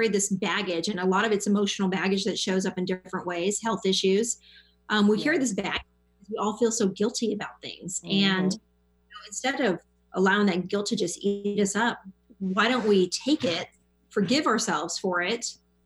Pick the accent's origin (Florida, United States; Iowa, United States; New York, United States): Florida, United States; Miami; I'm from Miami.